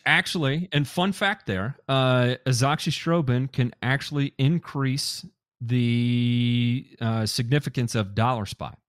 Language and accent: English; Memphis, Tennessee, United States; I grew up in Memphis, Tennessee, uh, shout out to all my nine oh one brothers and sisters out there